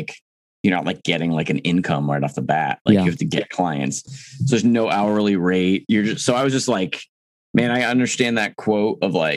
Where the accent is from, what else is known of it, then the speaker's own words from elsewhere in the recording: Mahwah, New Jersey, United States; moved away as an adult; also born or lived in Alaska; now in Chicago, United States; I'm from Mahwah, which is Bergen County, which is pretty close to New York